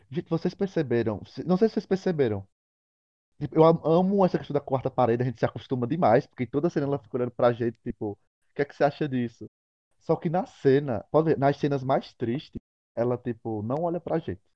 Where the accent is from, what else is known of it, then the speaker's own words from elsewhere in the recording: Picuí, Paraíba, Brazil; que também sou de Picuí